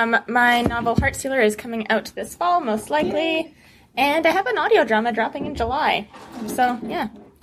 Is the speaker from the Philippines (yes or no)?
no; Canada; I'm a Canadian author, podcaster, and playwright.